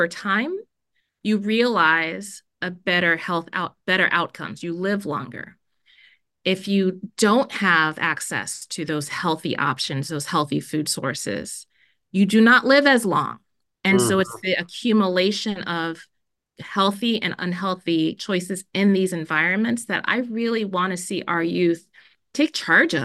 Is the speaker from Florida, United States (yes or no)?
yes; Miami, Florida, United States; also born or lived in Jamaica; now in Minnesota, United States; I was born in Jamaica. My parents left Jamaica and took us to Miami when I was really little